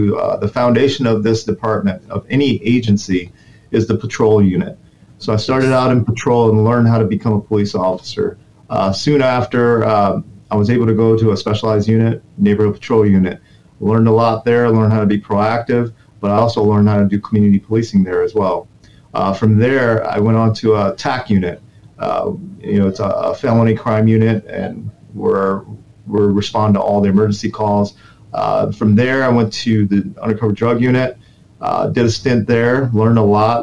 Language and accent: English; Detroit, Michigan, United States; moved away as an adult; also born or lived in Incheon, South Korea / Florida; now in Orlando, United States; my family immigrated to Detroit, Michigan. And we wanted to get the American dream. And, you know, that's what happened. So we moved to Michigan, Detroit, Michigan. and I grew up there, went to my school there all the way up to high school.